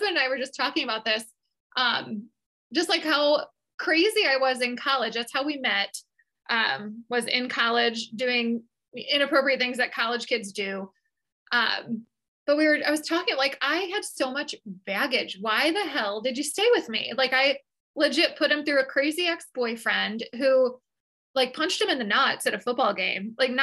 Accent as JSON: {"language": "English", "town": "Chicago", "region": "Illinois", "country": "United States", "tie": "born or raised there", "said": "literally born and raised in Chicago, I don't know anything other than an American life"}